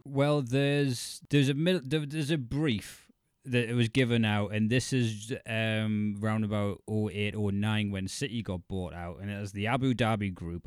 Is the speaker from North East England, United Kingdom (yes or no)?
yes; County Durham, North East England, United Kingdom; moved away as an adult; I'm County Durham border and family's Geordie